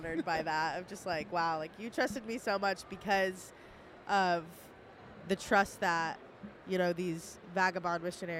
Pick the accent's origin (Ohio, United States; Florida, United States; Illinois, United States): Ohio, United States; Columbus; but she knew that I was from Columbus.